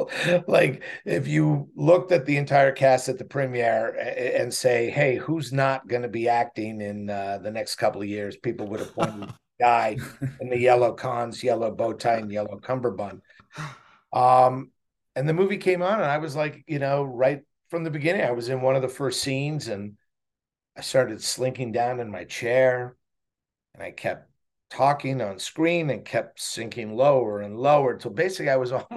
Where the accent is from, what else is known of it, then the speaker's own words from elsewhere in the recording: Montreal, Quebec, Canada; moved away; I had a buddy in Montreal where I grew up in Montreal, Canada